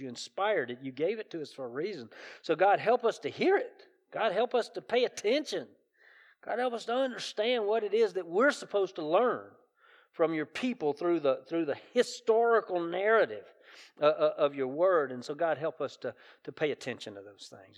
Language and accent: English; South Carolina, United States; accent: Southern; I grew up in South Carolina, so it's good Southern dialect